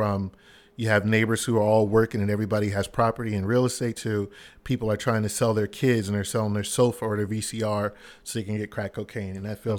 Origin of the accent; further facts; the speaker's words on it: Philadelphia, Pennsylvania, United States; Yes, from Philadelphia. Born and raised.